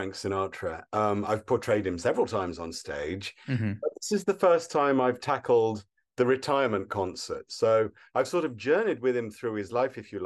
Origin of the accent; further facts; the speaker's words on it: Wolverhampton, West Midlands, United Kingdom; now in Los Angeles, United States; I'm from Wolverhampton, so it's wonderful to come home.